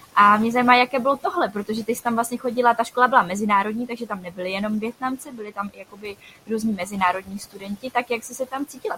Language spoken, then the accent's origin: Czech; Czechia